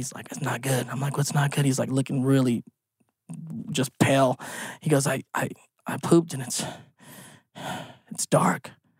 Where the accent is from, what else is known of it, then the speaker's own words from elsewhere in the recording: United States; I'm American, so I grew up with Fahrenheit